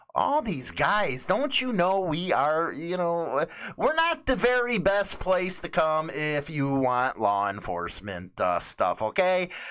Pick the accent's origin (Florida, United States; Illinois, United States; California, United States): Illinois, United States; Chicago; moved away as an adult; now in Northern Illinois, United States; I'm from Chicago, grew up in a mostly Latino neighborhood, and now I'm in Northern Illinois